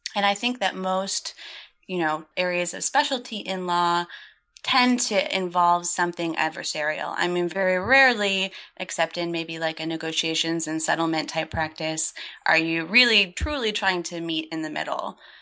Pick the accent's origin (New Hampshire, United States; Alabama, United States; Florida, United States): Florida, United States; Gulfport; moved away as an adult; also born or lived in Chicago; I grew up in Gulfport, Florida, which is a really small town on the western coast of Florida on the Gulf of Mexico